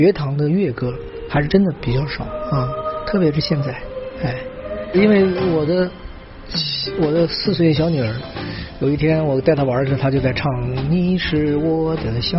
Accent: China; 我们中国人要每一个中国的孩子都应该了解自己的中国，我们中国人，我们的根在哪儿？

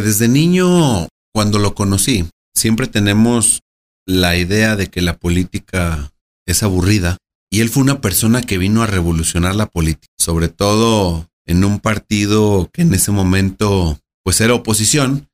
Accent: Aguascalientes, Mexico; Nací en Aguascalientes, crecí en Aguascalientes, entre el campo y en la ciudad

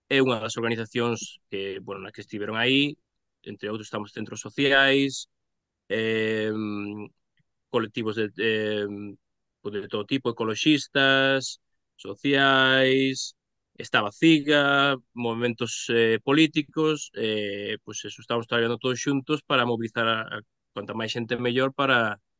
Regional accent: Pontevedra, Galicia, Spain; eu son de Pontevedra

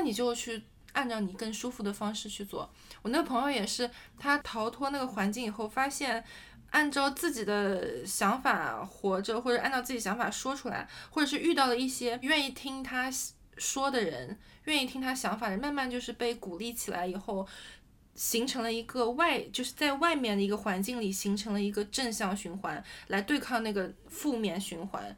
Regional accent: China; 我是国内长大的孩子

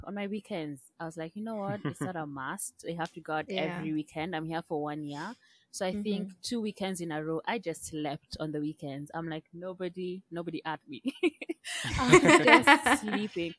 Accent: Kenya; moved away; also born or lived in United Kingdom / United States; I'm from Kenya

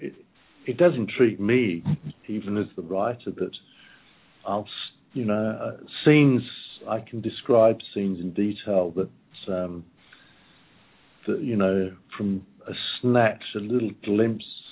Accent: Malvern, West Midlands, United Kingdom; the Malvern Hills where I grew up in England when I was 15

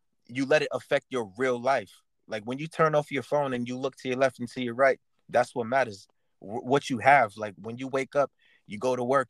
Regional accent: New York City, New York, United States; growing up in the Bronx, mostly. Like, my community was Black and Hispanic

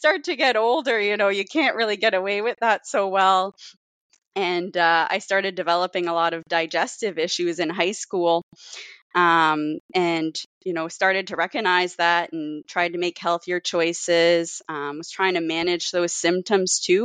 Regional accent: Cape Breton, Nova Scotia, Canada; moved away; growing up in Cape Breton

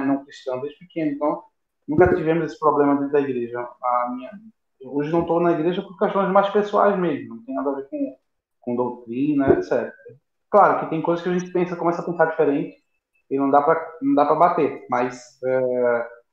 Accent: Recife, Pernambuco, Brazil; aqui em Recife, né? é a minha terrinha

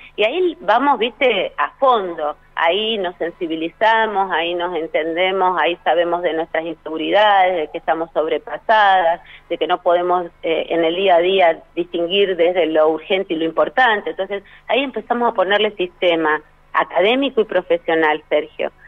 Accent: Rosario, Santa Fe, Argentina; Soy rosarina

